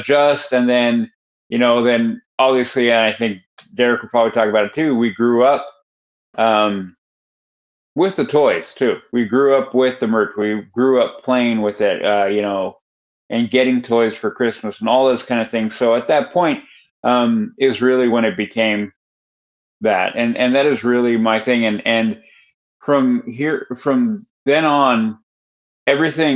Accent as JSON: {"language": "English", "region": "Northern California", "country": "United States", "tie": "born or raised there", "said": "we moved from Southern California to Northern California"}